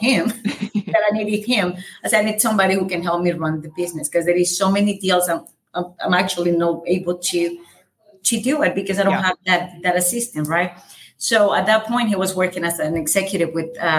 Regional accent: El Salvador; English is a second language; moved away as an adult; I have a very light accent. I'm from El Salvador. I moved here when I was 20 years old.

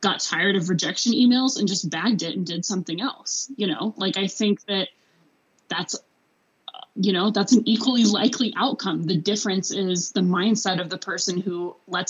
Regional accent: Arkansas, United States; moved away as an adult; also born or lived in Boulder, Colorado / Fairbanks, Alaska; I'm from Arkansas

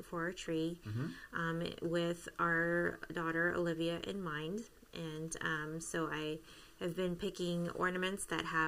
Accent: Canada; moved away; I am Canadian

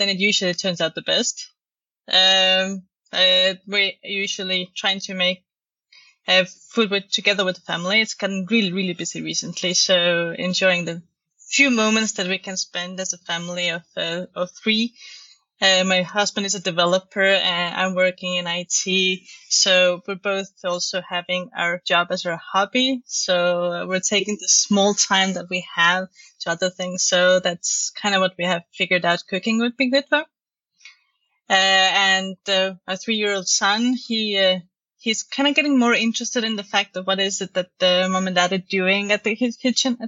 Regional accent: Estonia; now in Denmark; I'm originally from Estonia.

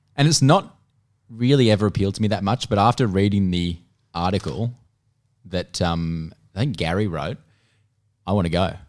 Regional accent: Melbourne, Victoria, Australia; I'm from Melbourne

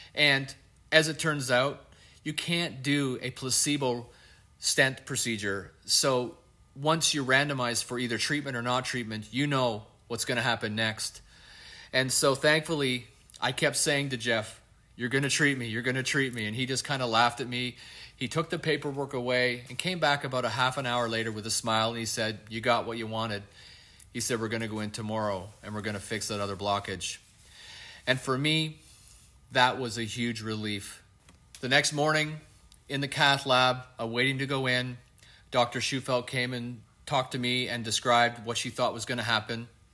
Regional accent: Canada; I'm Canadian

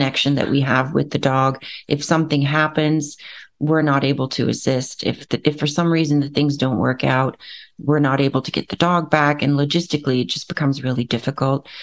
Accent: Netherlands; also born or lived in West Africa; now in Bellevue, United States; So I'm originally from the Netherlands, right? Born and raised.

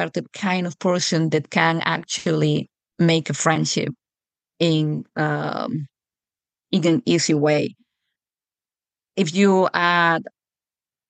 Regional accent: Spain; moved away as an adult; now in Juneau, United States; my accent is definitely not American. I come from Europe and from Spain. I grew up and lived in Spain until well into adulthood

